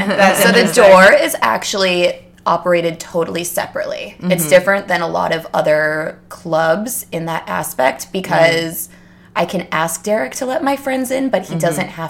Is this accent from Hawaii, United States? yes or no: no; Wisconsin, United States; now in New York, United States; I grew up in Wisconsin.